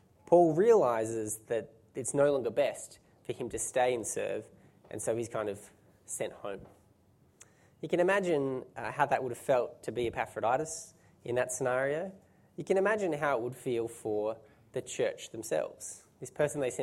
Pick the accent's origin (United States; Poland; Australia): Australia; being Australian